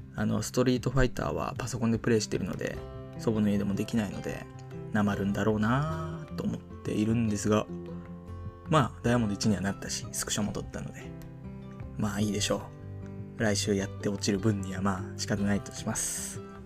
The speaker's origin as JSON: {"language": "Japanese", "country": "Japan", "tie": "born or raised there", "said": "生まれも育ちもこの南の島"}